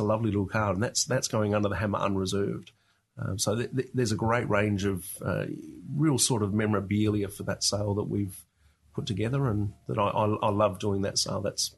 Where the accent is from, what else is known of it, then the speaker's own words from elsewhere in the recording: Australia; I grew up around Australian colonial furniture and also dad collecting traction engines and stationary engines at the time.